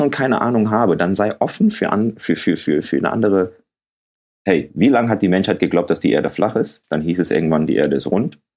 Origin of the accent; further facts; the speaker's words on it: Ghana; so wenn ich dir jetzt sage, ich komme aus Ghana.